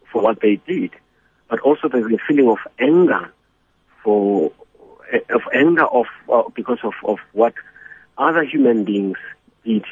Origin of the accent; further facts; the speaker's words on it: Soweto, Gauteng, South Africa; the education that I had growing up in Soweto